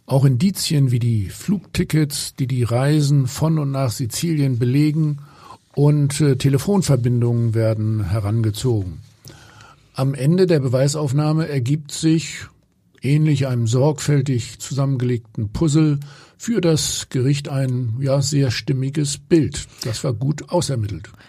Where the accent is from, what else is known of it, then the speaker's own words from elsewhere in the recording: Hamburg, Germany; ich frage mich, ob die Gefängnisse in Italien komfortabler sind als bei uns in Hamburg.